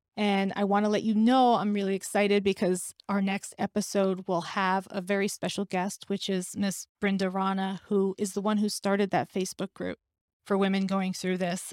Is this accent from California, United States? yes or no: no; New York, United States; I'm a New Yorker who will have 9 11 etched in her heart forever